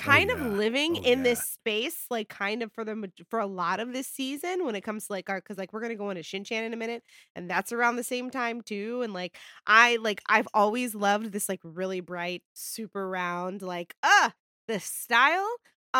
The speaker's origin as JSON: {"language": "English", "region": "Appalachia", "country": "United States", "said": "as an Appalachian woman"}